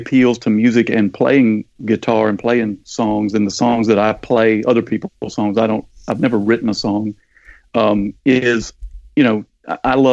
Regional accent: Wayne County, Georgia, United States; born or raised there; also born or lived in Savannah, Georgia / Athens, Georgia

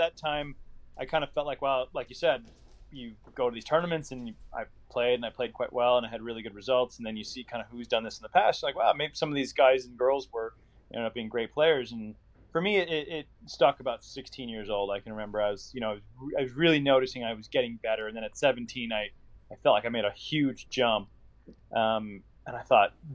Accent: Indianapolis, Indiana, United States; my hometown of Indianapolis

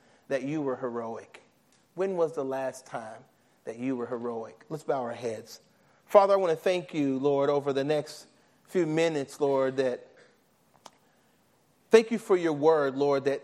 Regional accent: Nashville, Tennessee, United States; I'm from Nashville, Tennessee

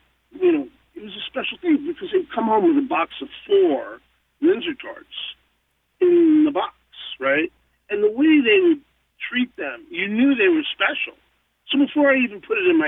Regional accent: New York, United States; I'm from New York

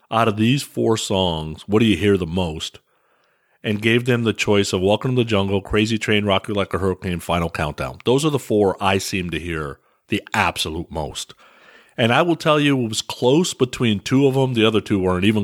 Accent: California, United States; growing up in California

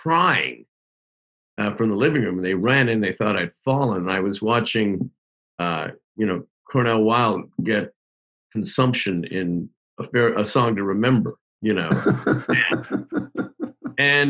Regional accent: Hamilton, Ontario, Canada; Growing up in Hamilton, Ontario, Canada

